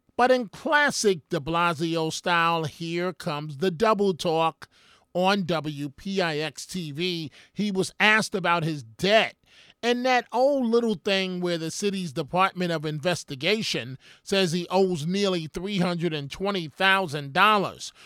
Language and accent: English; New York City, New York, United States; growing up in New York City